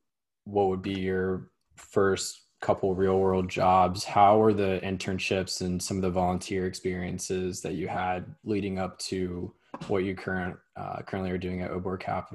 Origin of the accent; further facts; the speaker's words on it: North Carolina, United States; because I'm from the US, I'm from North Carolina.